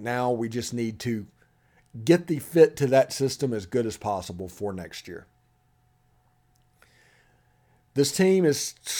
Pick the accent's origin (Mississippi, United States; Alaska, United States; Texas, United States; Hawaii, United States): Mississippi, United States; Corinth; He's from my hometown, Corinth, Mississippi.